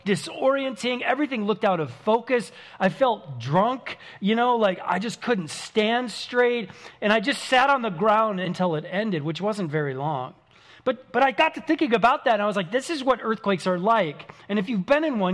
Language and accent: English; St. Paul, Minnesota, United States; I grew up in the Midwestern city of St. Paul, Minnesota.